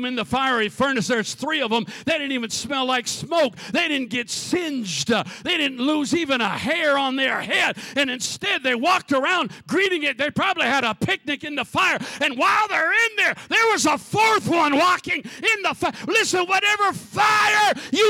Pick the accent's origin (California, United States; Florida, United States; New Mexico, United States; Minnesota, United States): Minnesota, United States; firstborn, lonely little kid growing up in Minnesota